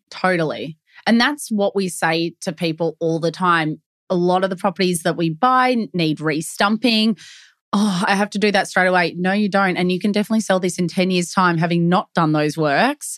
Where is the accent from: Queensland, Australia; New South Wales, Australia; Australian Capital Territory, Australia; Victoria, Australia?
Victoria, Australia; Melbourne; Born and bred in Melbourne, we live and breathe property